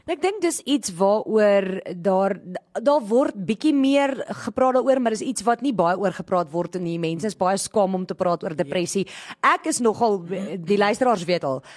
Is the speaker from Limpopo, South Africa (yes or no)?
yes; Groblersdal, Limpopo, South Africa; ek's in Groblersdal gebore